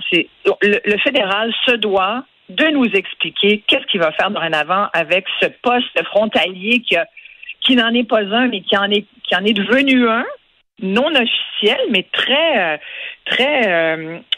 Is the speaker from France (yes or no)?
no; Quebec, Canada; Aujourd'hui, moi, je suis québécoise, à part entière, puis mes enfants aussi